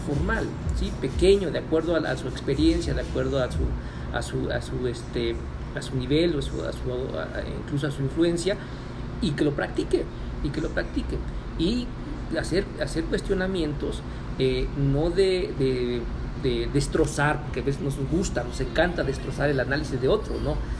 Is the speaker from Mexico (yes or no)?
yes; Mexico; como mexicanos